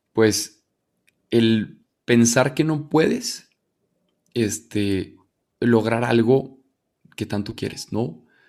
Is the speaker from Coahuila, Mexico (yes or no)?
yes; Torreón, Coahuila, Mexico; moved away as an adult; also born or lived in Monterrey; now in Mexico City, Mexico; Yo soy de Torreón, me fui a Monterrey a estudiar, llevo ocho años viviendo allá.